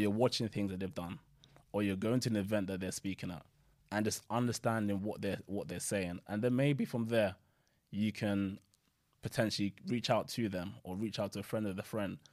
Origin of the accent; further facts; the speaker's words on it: Nigeria; now in United Kingdom; I'm originally from Nigeria.